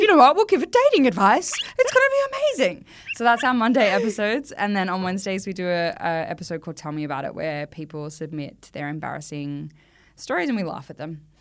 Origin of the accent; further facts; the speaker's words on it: Australia; as an Australian actor